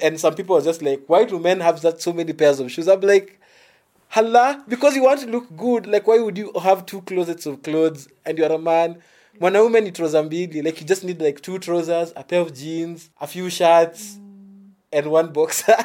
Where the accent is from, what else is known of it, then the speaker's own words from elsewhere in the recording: Nairobi, Kenya; I was from the Eastlands, literally from the ghetto